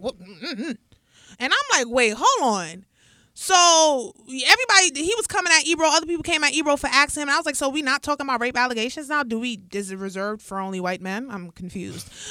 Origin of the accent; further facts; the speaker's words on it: New York City, New York, United States; growing up in the Bronx, born and raised